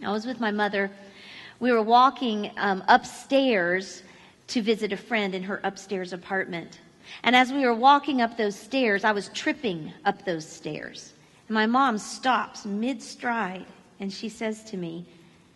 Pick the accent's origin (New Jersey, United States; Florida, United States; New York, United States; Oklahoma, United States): Florida, United States; moved away as an adult; now in Missouri, United States; I grew up in Florida, and we have lived in Missouri for the last 15 years